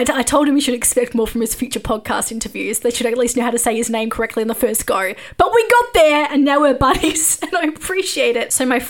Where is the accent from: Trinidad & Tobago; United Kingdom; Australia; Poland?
Australia; I am Australian